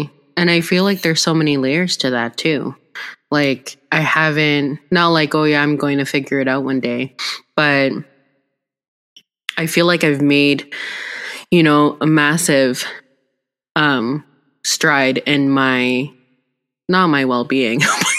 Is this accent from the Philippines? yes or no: yes; Philippines; I think as Filipino women, too, I'm really proud that both of us have, you know, we're pushing the boundaries.